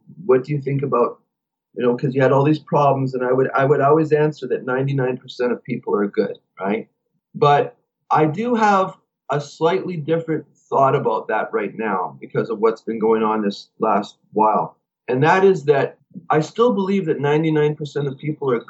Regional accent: Canada; we're from Canada.

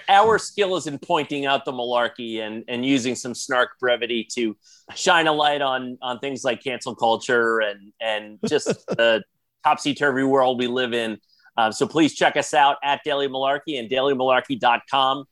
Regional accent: New York, United States; I grew up in New York as a as a Bulls fan

